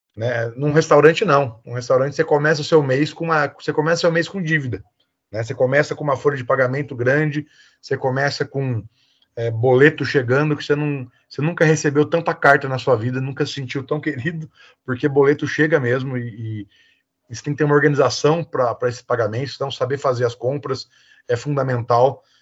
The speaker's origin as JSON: {"language": "Portuguese", "town": "Botucatu", "region": "São Paulo", "country": "Brazil", "tie": "born or raised there", "said": "sou natural aqui de Botucatu"}